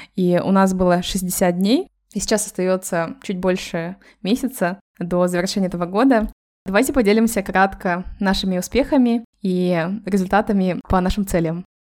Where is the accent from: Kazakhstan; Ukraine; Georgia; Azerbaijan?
Kazakhstan; now in Málaga, Spain; мы втроем из Казахстана